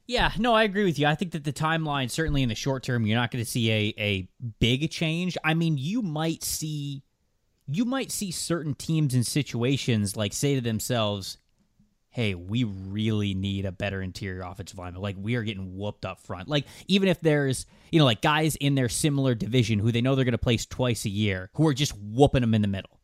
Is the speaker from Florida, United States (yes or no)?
yes; Florida, United States; growing up in Florida